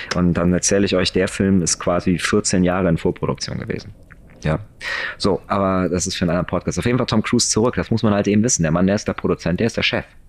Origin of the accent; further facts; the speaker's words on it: Germany; bei uns in Deutschland